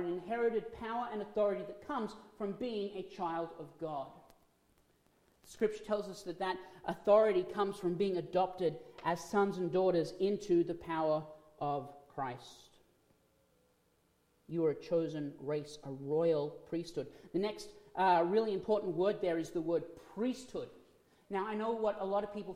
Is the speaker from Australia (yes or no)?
yes; Australia; moved away; I'm from Australia. As being from Australia, we are still part of the monarchy under the Queen